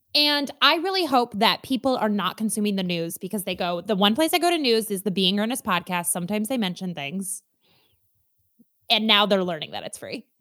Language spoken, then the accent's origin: English; Minnesota, United States; I am so Minnesotan from the atoms of my being all the way outwards